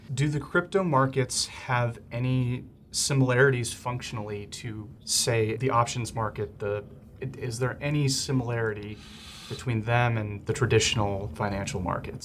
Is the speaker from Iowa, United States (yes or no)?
no; Glenview, Illinois, United States; my hometown of Glenview, Illinois.